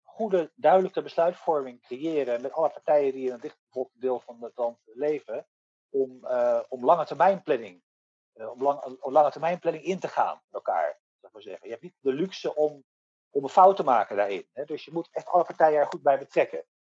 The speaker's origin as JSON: {"language": "Dutch", "country": "Netherlands"}